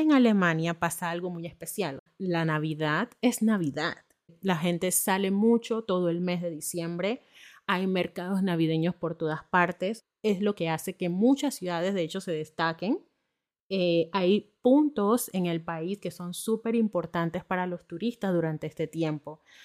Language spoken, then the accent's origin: Spanish; Panama; moved away as an adult; also born or lived in northern Germany; now in Germany; soy de Panamá